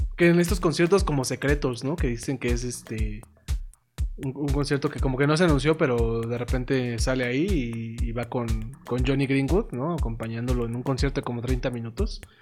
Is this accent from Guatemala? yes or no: no; Mexico; somos mexicanos